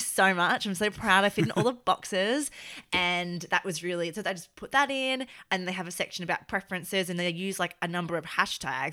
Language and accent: English; Australia; now in United Kingdom; I feel like I'm extremely Australian and it's very obvious that I'm Australian in day-to-day life in this country